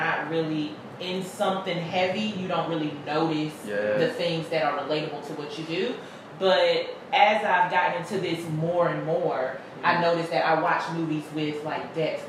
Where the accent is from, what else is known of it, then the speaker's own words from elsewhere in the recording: Pittsburgh, Pennsylvania, United States; also born or lived in Charleston, South Carolina / Cairo, Georgia; I'm from Pittsburgh, PA.